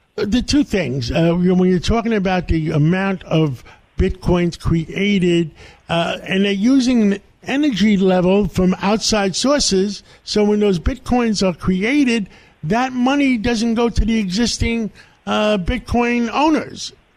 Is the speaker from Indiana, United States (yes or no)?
no; New York City, New York, United States; I grew up in West Harlem